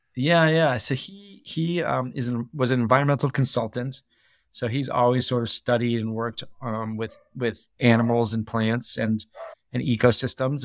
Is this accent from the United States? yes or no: yes; New Hampshire, United States; moved away as an adult; also born or lived in New York; now in Jackson Hole, United States; I grew up in New Hampshire, uh, land off New Hampshire, small town, about three hundred people.